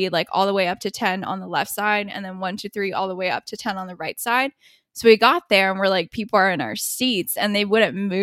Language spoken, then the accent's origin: English; United States; we're American or Asian